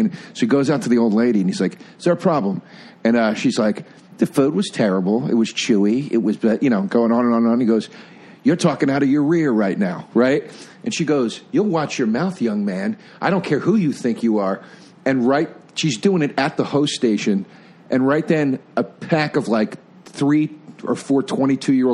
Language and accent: English; around Philadelphia, Pennsylvania, United States; growing up around Philly